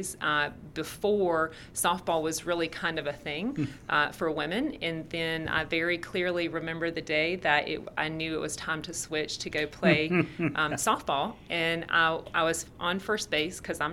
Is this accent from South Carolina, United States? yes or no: yes; Aiken, South Carolina, United States; moved away as an adult; now in Fort Wayne, United States; I'm originally from South Carolina, born and raised. So I'm originally from Aiken.